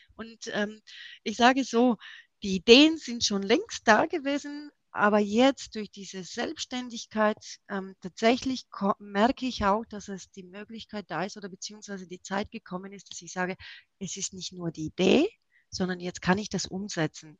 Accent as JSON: {"language": "German", "town": "Erlangen", "region": "Bavaria", "country": "Germany", "said": "Und ich komme aus Erlangen"}